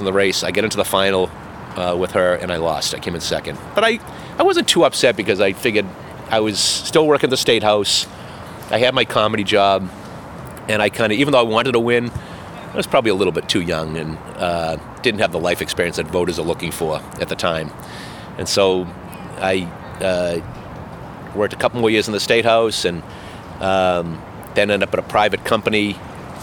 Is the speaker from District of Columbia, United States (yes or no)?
no; Boston, Massachusetts, United States; growing up in Mattapan, every other person was an elected official